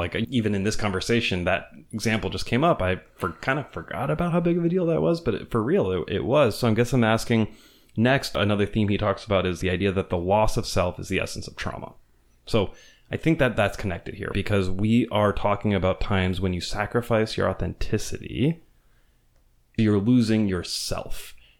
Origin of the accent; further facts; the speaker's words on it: Venezuela; So I grew up in Venezuela, and my parents raised me there, despite the fact that I'm an American.